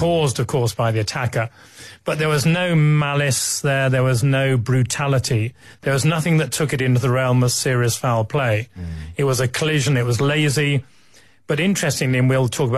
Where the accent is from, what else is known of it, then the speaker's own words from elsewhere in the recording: England, United Kingdom; it's not so comfortable being an Englishman